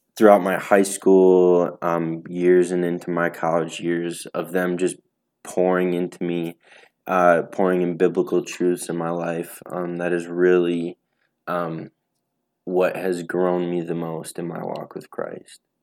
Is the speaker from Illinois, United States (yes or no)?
no; Racine, Wisconsin, United States; I'm from Racine, Wisconsin